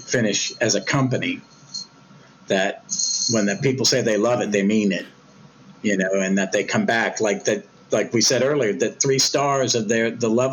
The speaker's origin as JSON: {"language": "English", "country": "United States", "said": "being an American"}